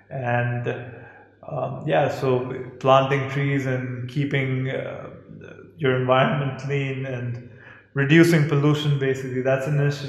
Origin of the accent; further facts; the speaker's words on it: Islamabad, Islamabad Capital Territory, Pakistan; For me, as a native Islamabadi, I can't imagine living anywhere else.